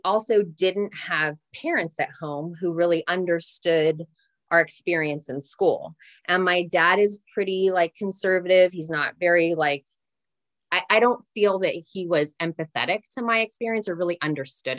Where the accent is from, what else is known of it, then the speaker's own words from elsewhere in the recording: Santa Ynez, California, United States; I grew up predominantly in Santa Ynez